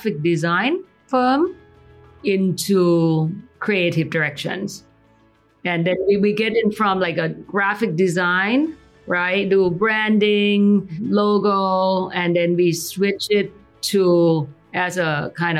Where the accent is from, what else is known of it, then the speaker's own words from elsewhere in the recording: Thailand; moved away; growing up in Thailand